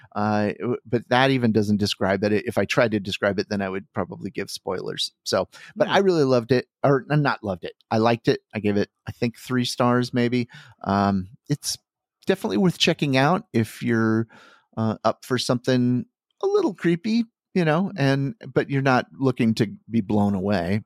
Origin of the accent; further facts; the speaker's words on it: Iowa, United States; I grew up in Iowa.